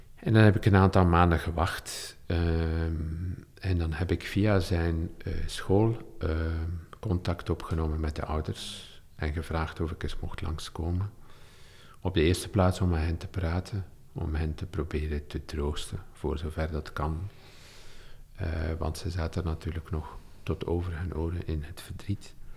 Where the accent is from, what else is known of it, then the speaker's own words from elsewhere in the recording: Olsene, Flanders, Belgium; also born or lived in Leuven / Deinze; het dorp wou leven waar ik opgegroeid ben